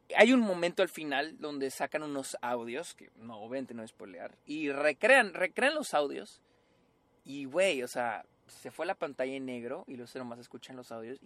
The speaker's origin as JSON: {"language": "Spanish", "country": "Mexico", "said": "todos somos mexicanos"}